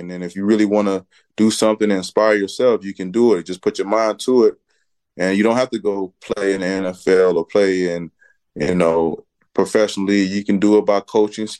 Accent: Riviera Beach, Florida, United States; moved away; Riviera Beach is the world to me. You know, growing up in the Wells Recreation Department, playing football there, my brother played there. Just being in that department and growing up in the city

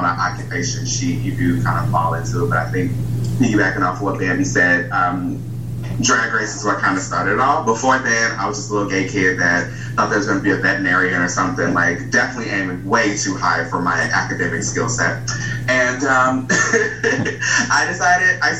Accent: Chicago, Illinois, United States; moved away; also born or lived in Indiana; I'm from Chicago, so I originated here, but I did move from Indiana to here, but like my birth origin place is definitely Chicago.

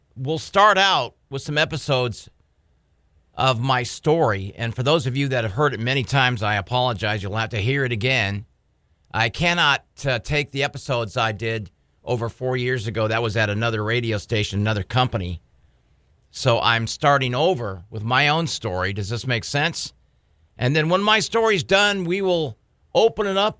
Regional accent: San Diego, California, United States; now in Bismarck, United States; growing up in San Diego

